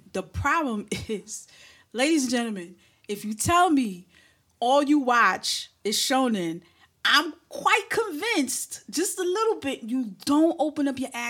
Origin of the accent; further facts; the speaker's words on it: New York City, New York, United States; I'm from Brooklyn.